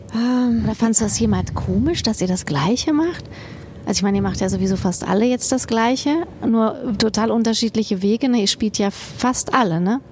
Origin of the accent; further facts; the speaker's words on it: Kassel, Hesse, Germany; now in Bochum, Germany; wenn ich dann in Kassel bin, oh, ich hätte das gerne als meine Heimat